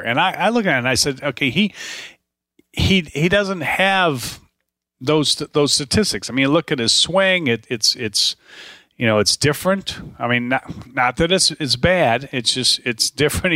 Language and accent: English; Dallas, Texas, United States; moved away; I'm from Dallas. I lived there for twenty-nine years.